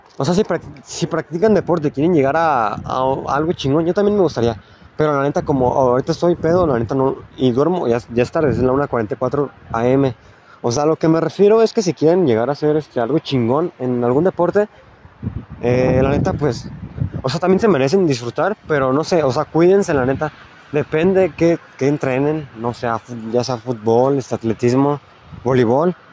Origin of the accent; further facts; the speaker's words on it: La Piedad, Michoacán, Mexico; Yo soy de La Piedad, Michoacán